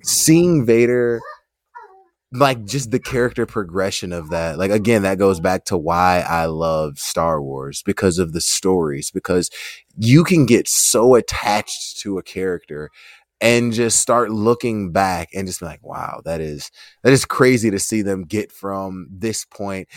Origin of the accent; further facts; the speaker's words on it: United States; we're, we're from America